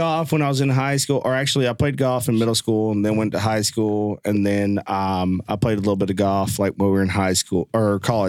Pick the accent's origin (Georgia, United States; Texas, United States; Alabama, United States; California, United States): Georgia, United States; Dalton; Man, I was born and raised here in Dalton, Georgia. If you don't know me … Born and raised here.